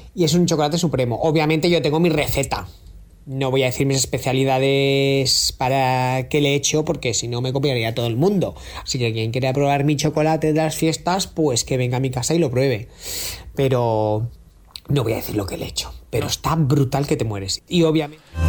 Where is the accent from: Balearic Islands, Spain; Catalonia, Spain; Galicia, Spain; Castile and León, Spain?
Balearic Islands, Spain; Menorca; de Menorca